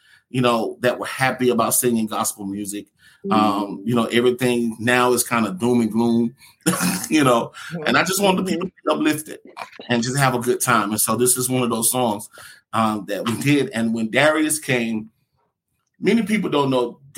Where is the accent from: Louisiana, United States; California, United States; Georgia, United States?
Georgia, United States; Atlanta; born and raised in Atlanta, Georgia